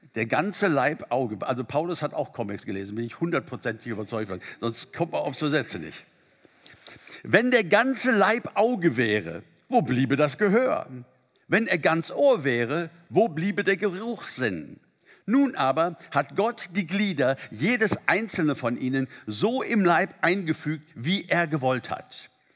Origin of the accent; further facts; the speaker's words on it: Germany; bei uns in Deutschland